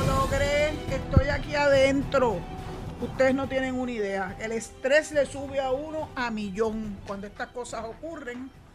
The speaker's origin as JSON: {"language": "Spanish", "country": "Puerto Rico"}